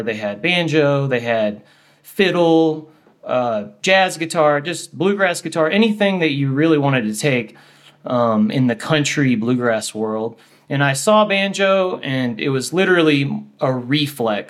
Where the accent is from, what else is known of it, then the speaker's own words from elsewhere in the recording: Houston, Texas, United States; now in Boulder, United States; I'm from Houston, Texas originally, and I live in Boulder, Colorado.